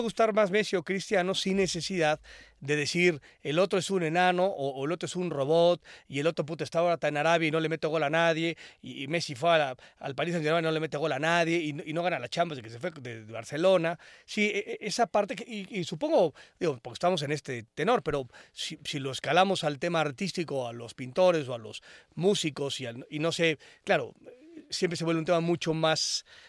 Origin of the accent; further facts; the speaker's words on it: Mexico; como mexicanos y mexicanas